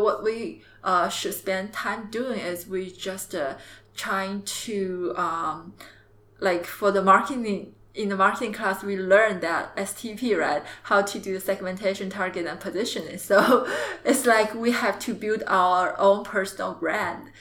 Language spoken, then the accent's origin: English; Jiangxi, China; English is a second language; moved away as an adult; also born or lived in Beijing / Shenzhen / Hangzhou; I'm from the south part of China in uh, Jiangxi province.